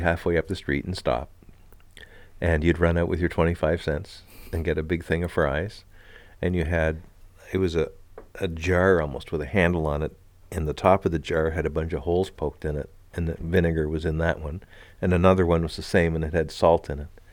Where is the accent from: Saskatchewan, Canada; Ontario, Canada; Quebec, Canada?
Quebec, Canada; Montreal; moved away; also born or lived in Miramichi, New Brunswick; Growing up in Montreal, when I was just a little fella